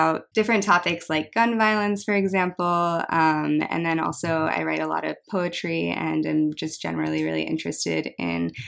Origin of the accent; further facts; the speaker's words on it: United States; growing up eating Korean dishes while also growing up in the United States